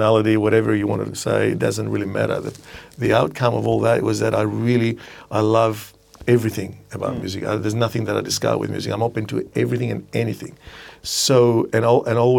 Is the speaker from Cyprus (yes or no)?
yes; Cyprus; I was born in Cyprus